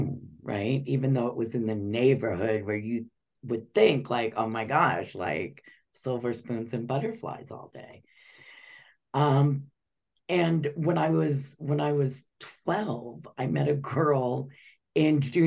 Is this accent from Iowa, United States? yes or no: no; Los Angeles, California, United States; this little white Jewish girl, 12 years old, and I'm taking the bus from Beverly Hills area to South Central Los Angeles